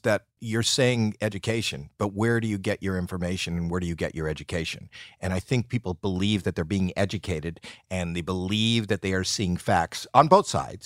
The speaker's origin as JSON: {"language": "English", "country": "Canada", "moved": "yes", "lives_now": "United States", "said": "I'm Canadian"}